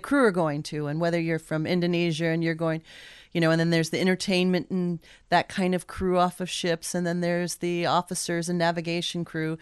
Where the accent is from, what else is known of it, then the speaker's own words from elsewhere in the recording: Anchorage, Alaska, United States; moved away as an adult; now in Juneau, United States; I grew up in Anchorage